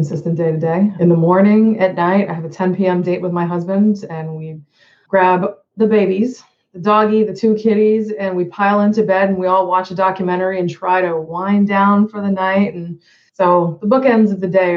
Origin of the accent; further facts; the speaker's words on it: Boston, Massachusetts, United States; moved away as an adult; also born or lived in Hawaii; now in Jacksonville, United States; I'm originally from the Boston area, like yourself.